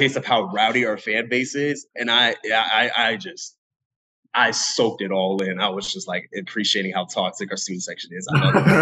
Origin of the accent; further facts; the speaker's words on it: Apopka, Florida, United States; growing up in this area, so, like, I'm from Apopka